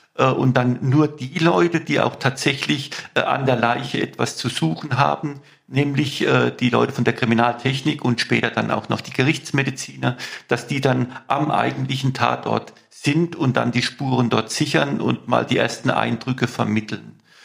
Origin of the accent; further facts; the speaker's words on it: Mannheim, Baden-Württemberg, Germany; In Mannheim, meine Heimatstadt, und ich bin im, in C aufgewachsen, in, in C-Quadraten aufgewachsen